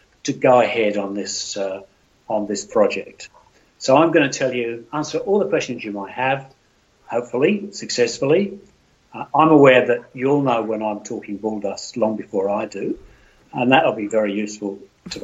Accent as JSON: {"language": "English", "country": "Australia", "moved": "yes", "lives_now": "United Kingdom", "said": "I'm Australian."}